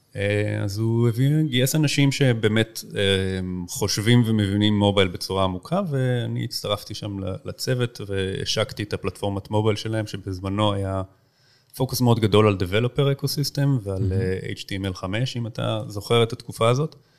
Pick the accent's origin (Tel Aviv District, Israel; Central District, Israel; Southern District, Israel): Tel Aviv District, Israel; Tel Aviv; also born or lived in United States / Boston; גדלתי פה בתל אביב